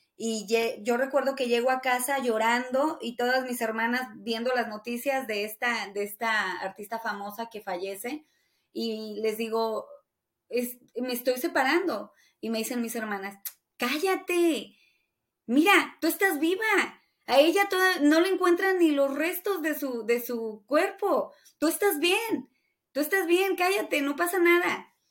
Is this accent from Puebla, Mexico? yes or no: no; Taxco, Guerrero, Mexico; also born or lived in Hermosillo, Sonora / Los Angeles; now in Las Vegas, United States; Tasco es mi pueblo